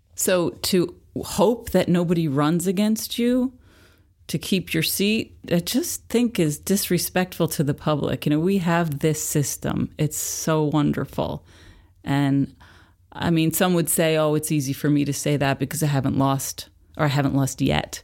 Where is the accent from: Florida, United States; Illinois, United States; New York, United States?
New York, United States; Philipstown; born or raised there